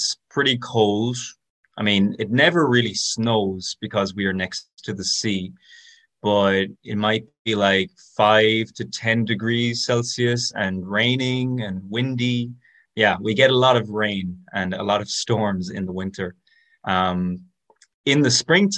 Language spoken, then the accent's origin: English; Tralee, Munster, Ireland; now in Seville, Spain; So I am from a little town called Tralee in County Kerry, which is in the southwest of Ireland.